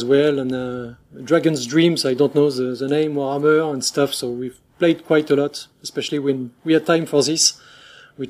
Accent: France; accent: French; English is a second language; we are two guys from France, so obviously we'll have a French accent

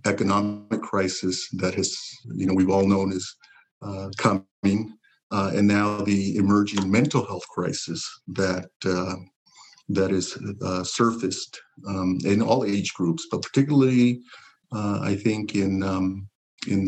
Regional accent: Pasadena, California, United States; also born or lived in Zacatecas, Mexico; I was born in Zacatecas, Mexico. In a small, really a village, farming village. My parents brought me to Pasadena at age 5. Pasadena is home

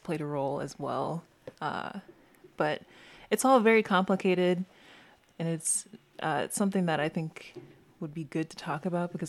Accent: the South, United States; And so for me personally, I know I'm from the South.

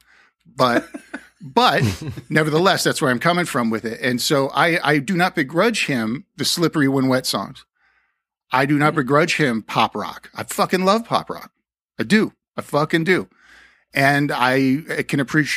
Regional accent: the Valley, California, United States; We're both from the Valley at that period.

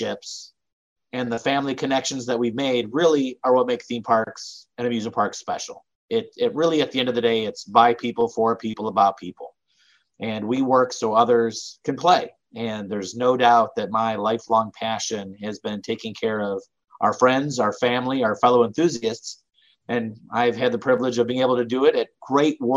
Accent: Cleveland, Ohio, United States; I grew up in Cleveland, Ohio.

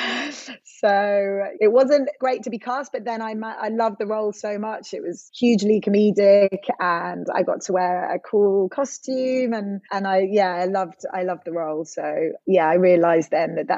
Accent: London, United Kingdom; moved away as an adult; now in Bristol, United Kingdom; I grew up in Southeast London, but my mom's from Venezuela.

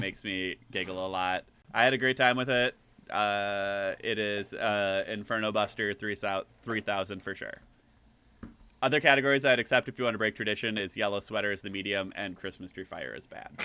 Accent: Green Bay, Wisconsin, United States; growing up in the Green Bay Area

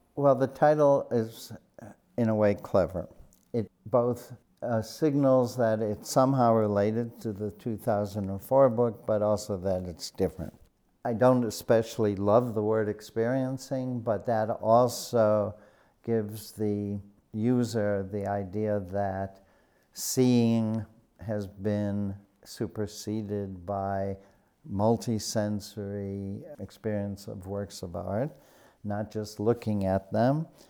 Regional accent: Chicago, Illinois, United States; I was born on the south side of Chicago and grew up there near Midway Airport

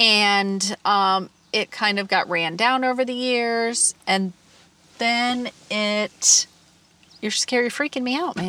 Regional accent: Michigan, United States; now in Florida, United States; I grew up with fireflies, catching them in little jars in Michigan.

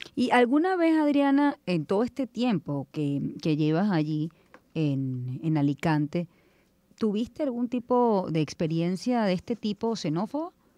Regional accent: Venezuela; yo soy venezolana, criollita

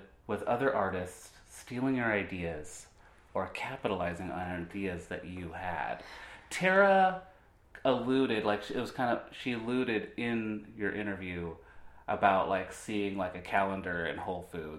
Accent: Olympia, Washington, United States; growing up in Olympia

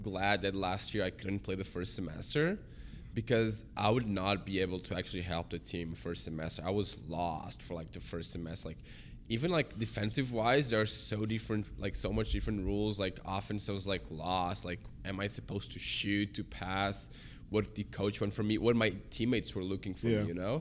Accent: Portugal; now in Canada; I grew up there

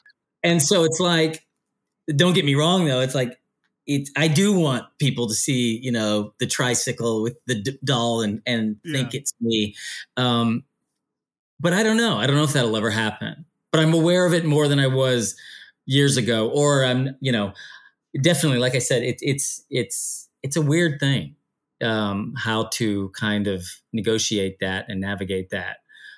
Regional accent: United States; this mythology that was a bit foreign to me being an American

